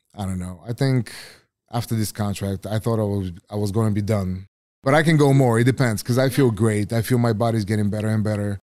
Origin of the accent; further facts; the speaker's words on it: Bulgaria; English is a second language; moved away; I grew up in Bulgaria